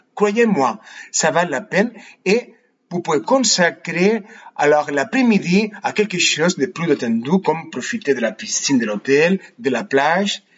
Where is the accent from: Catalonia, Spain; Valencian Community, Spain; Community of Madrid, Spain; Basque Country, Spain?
Catalonia, Spain; Barcelona; French is a second language; je suis né et j'habite à Barcelone